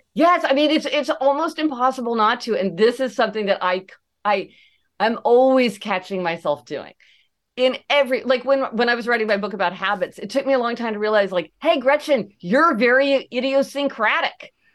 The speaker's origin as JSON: {"language": "English", "town": "Kansas City", "region": "Missouri", "country": "United States", "tie": "born or raised there", "said": "growing up in Kansas City, Missouri"}